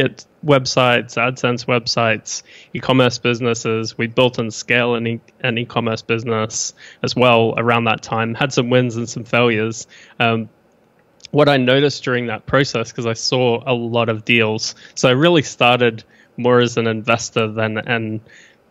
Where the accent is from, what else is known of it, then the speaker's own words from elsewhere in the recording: Brisbane, Queensland, Australia; accent: mixed Australian/New Zealand; moved away as an adult; now in Austin, United States; Born in Brisbane in Australia.